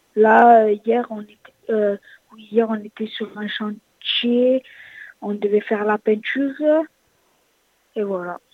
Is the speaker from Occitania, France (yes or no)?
yes; Frontignan, Occitania, France; Je viens de Frontignan